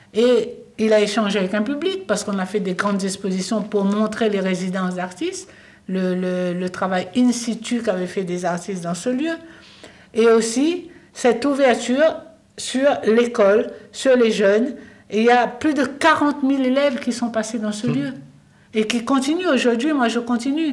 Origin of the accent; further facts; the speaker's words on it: Réunion; moved away; also born or lived in Paris; je suis réunionnaise et que j'ai rencontré Vincent à Paris. Et quand euh, je, suis partie très jeune, comme beaucoup de Réunionnais